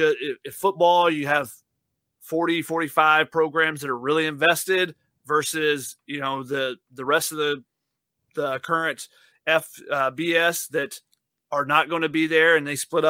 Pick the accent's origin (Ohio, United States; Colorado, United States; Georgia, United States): Georgia, United States; Flowery Branch; the Falcons training complex is in my hometown of Flower Branch